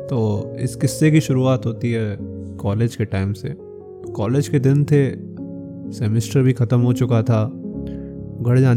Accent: Uttar Pradesh, India; और मैं उत्तर प्रदेश के एक छोटे से ज़िले का निवासी हूँ

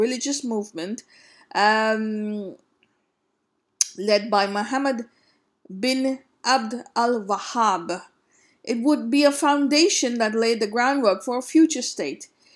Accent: India; growing up in India

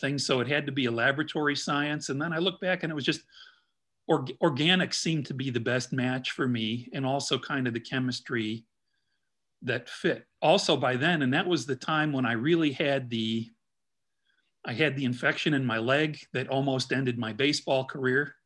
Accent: Midwest, United States; also born or lived in Chicago; now in Indianapolis, United States; being a Midwesterner

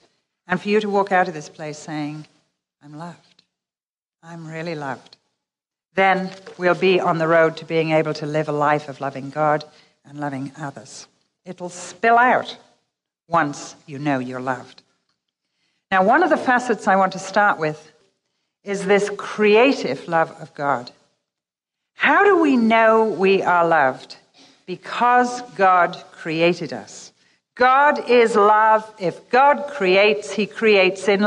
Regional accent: England, United Kingdom; we're English

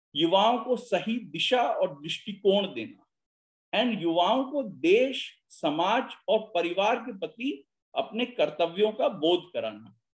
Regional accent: Lucknow, Uttar Pradesh, India; मैं क्योंकि लखनऊ से आता हूँ तो थोड़ा उर्दू का मिक्सचर आ जाएगा मेरे बोलचाल में

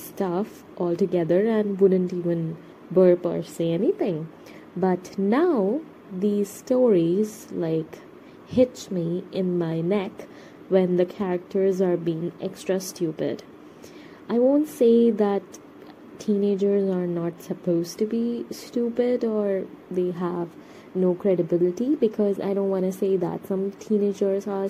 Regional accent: India; I am a Indian person

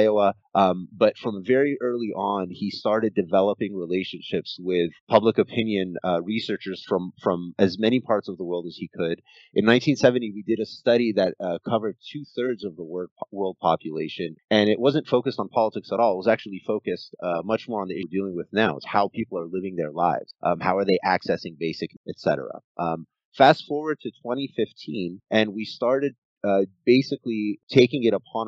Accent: Egypt; moved away; I am originally Egyptian

